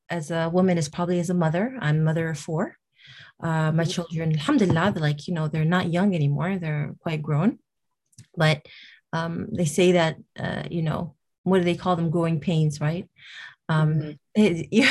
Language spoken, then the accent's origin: English; Toronto, Ontario, Canada; I'm from Toronto, Canada